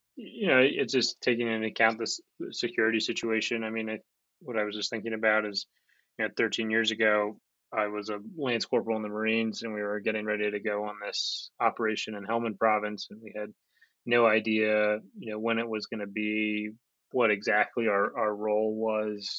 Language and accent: English; United States; now in Kabul, Afghanistan